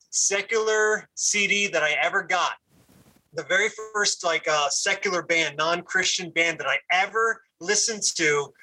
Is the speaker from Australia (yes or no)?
no; Puerto Rico; When you're in school and then you come across another Puerto Rican dude, it's like, hey man, we got something in common.